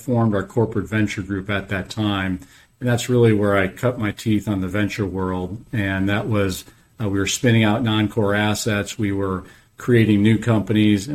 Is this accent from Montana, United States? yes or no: no; Chicago, Illinois, United States; moved away as an adult; also born or lived in Wisconsin; now in Atlanta, United States; I was born and raised in Chicago